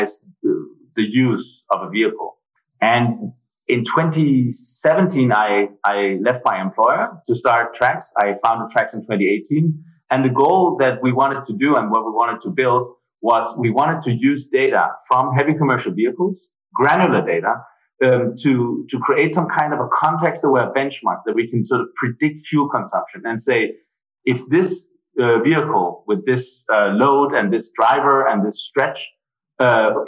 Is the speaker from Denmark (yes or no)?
yes; Denmark; moved away as an adult; also born or lived in Germany; now in Berlin, Germany; I'm originally from Denmark. I moved to Germany right after my studies